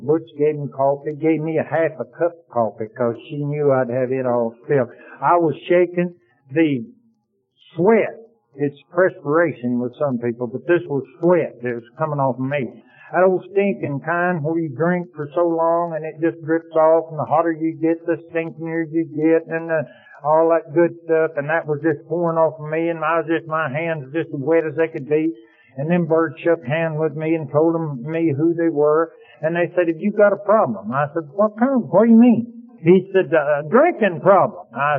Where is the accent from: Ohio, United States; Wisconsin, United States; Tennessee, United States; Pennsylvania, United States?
Tennessee, United States; Athens; I said, I'm from Athens, Tennessee, if I'm from anywhere.